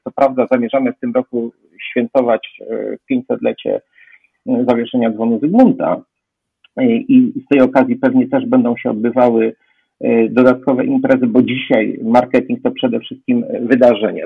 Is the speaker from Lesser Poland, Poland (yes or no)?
yes; Kraków, Lesser Poland, Poland; jestem z Krakowa